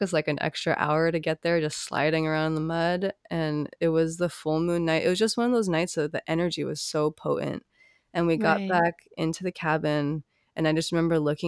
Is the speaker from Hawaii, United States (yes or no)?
yes; Hawaii, United States; growing up in Hawaii, there's not a lot of places you can go that are that isolated